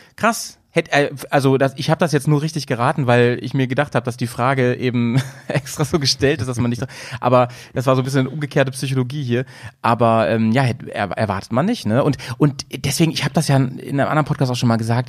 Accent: Lower Saxony, Germany; now in Bremen, Germany; in meiner alten Heimat. Ich komme ja eigentlich aus Niedersachsen

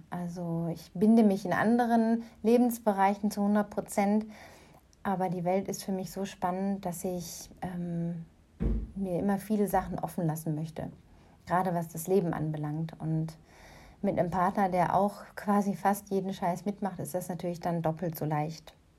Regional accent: Germany; moved away as an adult; now in North Africa; meine Heimat aus der Ferne hier aus Nordafrika

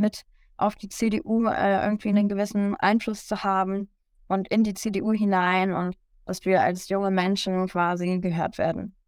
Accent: Lower Saxony, Germany; also born or lived in United States; als Schülerin mit der Bildungspolitik in Niedersachsen

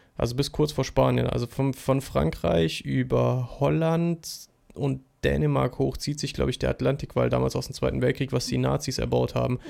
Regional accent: Germany; als Deutscher

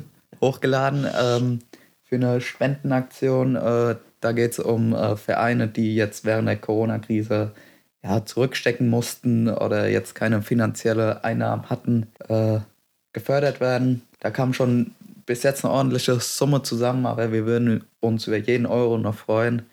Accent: Westerngrund, Bavaria, Germany; Ich komme aus dem schönen Westerngrund, im Karlgrund.

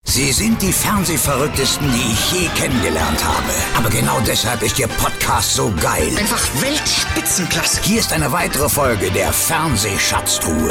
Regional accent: Spain; moved away; ich bin ja in Spanien groß geworden

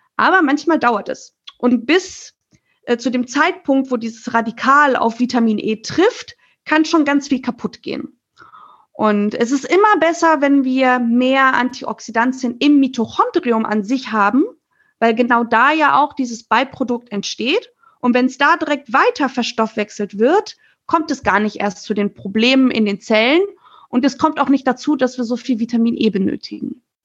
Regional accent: Germany; als Deutsche

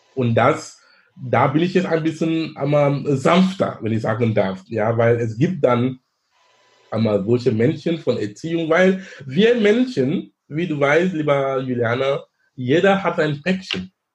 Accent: Cameroon; German is a second language; now in Hamburg, Germany; in Kamerun sein, wo ich herkomme ursprünglich

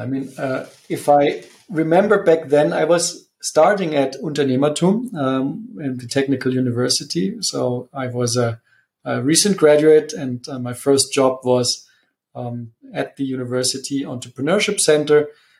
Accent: Munich, Bavaria, Germany; also born or lived in Italy; Yes, I am from Munich and I'm also back in Munich. I have spent a bit of time away. So I've been 5 years in Italy

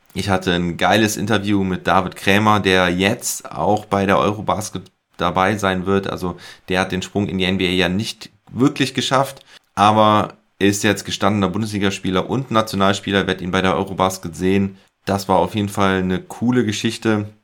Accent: Ahr Valley, Rhineland-Palatinate, Germany; meine Heimat, das Ahrtal

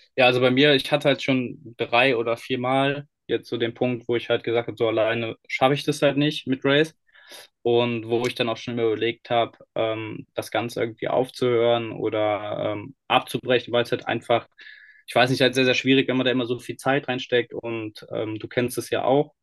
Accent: Cologne, North Rhine-Westphalia, Germany; Wir kommen ja eigentlich aus Nordrhein-Westfalen, aus Köln

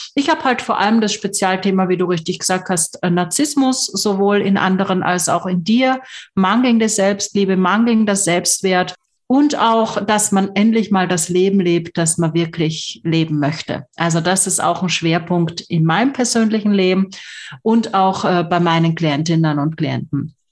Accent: Graz, Styria, Austria; ich komme aus Graz

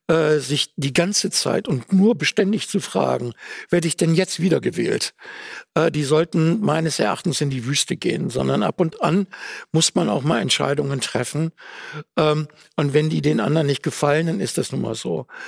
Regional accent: Duisburg, North Rhine-Westphalia, Germany; Meine Heimatstadt Duisburg ist Partnerstadt äh, von Wuhan.

